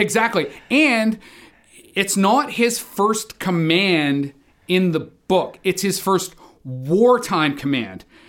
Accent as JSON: {"language": "English", "country": "Canada", "said": "as a Canadian sailor"}